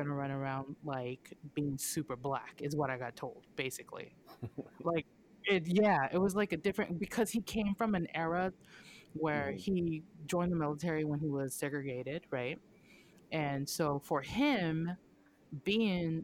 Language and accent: English; Okinawa, Japan; now in United States; I was born and raised in Oki